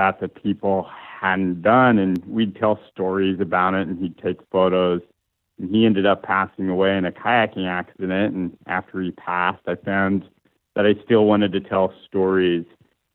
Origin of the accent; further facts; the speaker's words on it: Morton, Washington, United States; now in Key Peninsula, United States; originally from Morton, Washington, and currently living on Key Peninsula near Gig Harbor